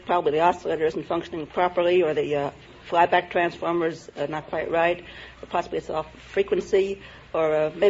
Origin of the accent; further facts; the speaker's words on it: Trenton, New Jersey, United States; I was born in Trenton, New Jersey.